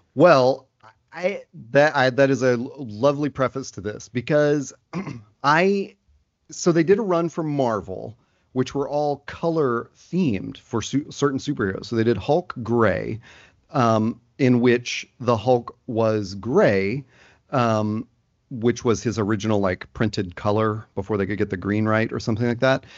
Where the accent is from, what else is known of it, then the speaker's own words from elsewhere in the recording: Nashville, Tennessee, United States; myself growing up in Nashville